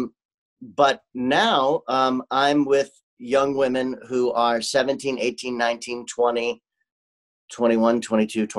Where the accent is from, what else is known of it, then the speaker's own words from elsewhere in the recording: St. Louis, Missouri, United States; moved away; also born or lived in Los Angeles; I had gone back to my hometown of St. Louis, Missouri, to take care of my mom